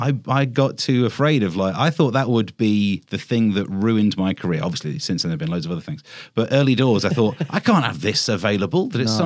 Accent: Mansfield, East Midlands, United Kingdom; accent: Mansfield; moved away as an adult; also born or lived in Birmingham; now in Bedfordshire, United Kingdom; I'm from the Midlands, from Mansfield. Okay. And I've got more of that Mansfield accent back now. What happened was I grew up with a really thick Mansfield accent.

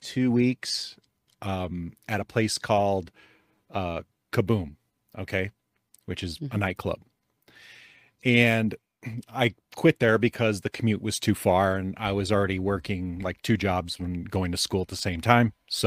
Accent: Calumet City, Illinois, United States; Chicago. Yeah. Mm-hmm. Calumet City, Illinois, same place that the Blues Brothers are from.

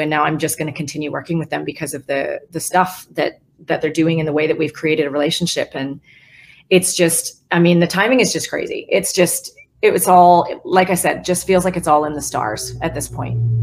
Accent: West Coast, United States; now in Nashville, United States; I'm from the West Coast

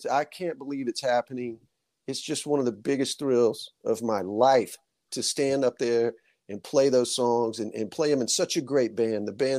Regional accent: the South, United States; … music for a guitar player growing up in the South, especially the age that I am

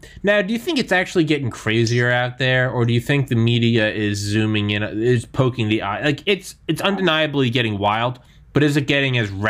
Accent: New Hampshire, United States; now in Maryland, United States; I'm from New Hampshire, but I also haven't lived there since 2001

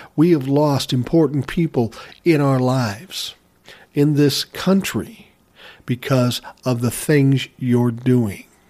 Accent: Minneapolis, Minnesota, United States; I was from Minneapolis.

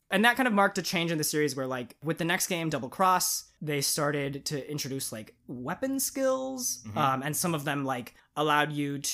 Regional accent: United States; Hey, man, I'm American.

